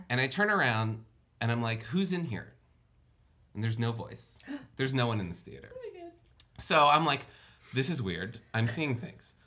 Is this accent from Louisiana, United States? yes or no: yes; New Orleans, Louisiana, United States; I grew up in New Orleans